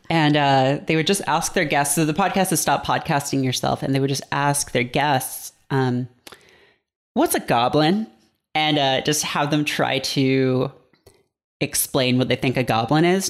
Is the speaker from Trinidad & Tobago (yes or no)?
no; Canada; moved away as an adult; now in United States; I am, uh, not American. I'm from Canada